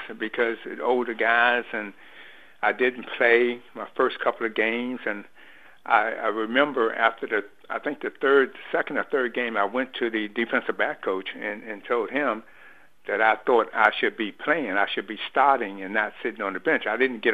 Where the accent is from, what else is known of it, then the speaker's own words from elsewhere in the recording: Washington, District of Columbia, United States; as a teenager growing up in River Terrace